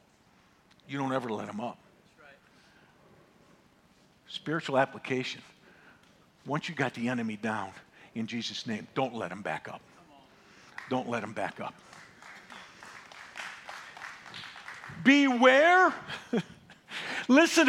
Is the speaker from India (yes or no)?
no; Northeast, United States; I grew up in the Northeast